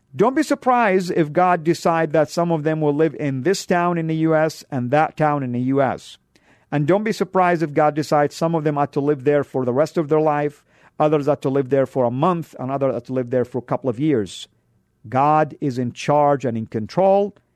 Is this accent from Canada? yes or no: no; Saudi Arabia; now in United States; I'm Born and raised in Saudi. I come from a country that is considered to be the heartland of Islam